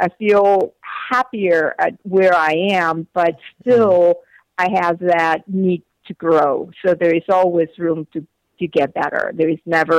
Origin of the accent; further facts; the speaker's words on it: Venezuela; English is a second language; moved away as an adult; also born or lived in South Africa / North Carolina, United States; now in United States; I came to the States from Venezuela to go to school, and I had started my studies in Venezuela